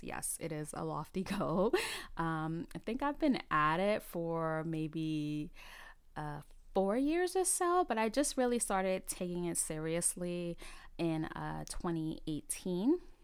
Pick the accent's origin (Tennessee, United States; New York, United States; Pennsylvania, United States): New York, United States; New York City; also born or lived in South Carolina; I was born and raised in the Bronx, New York, and I have lived in the New York City area for all of my thirty-eight years.